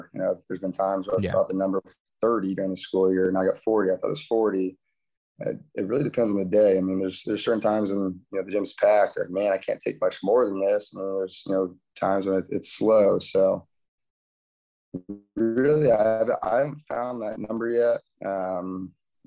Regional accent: Paulding, Ohio, United States; moved away as an adult; also born or lived in Cincinnati, Ohio; I grew up here in Paulding, and my wife and I lived in Cincinnati for 7-8 years

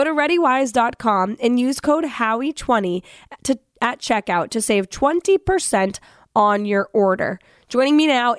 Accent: Atkinson, New Hampshire, United States; He will be in my hometown of Atkinson on Tuesday.

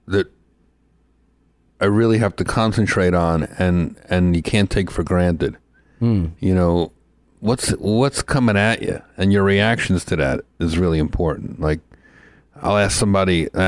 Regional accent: New Jersey, United States; Growing up in New Jersey, like starting out comedy in New Jersey, New York

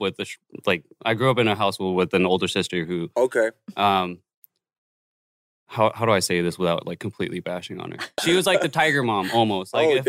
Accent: Oregon, United States; moved away; I'm from a very obscure area. Oregon.

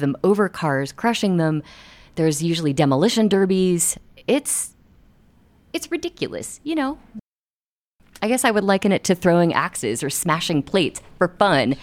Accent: Ohio, United States; now in Denver, United States; I grew up in Ohio

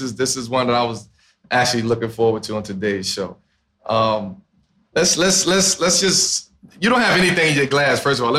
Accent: New York City, New York, United States; I know what my upbringing was like growing up in Red Hook in Brooklyn.

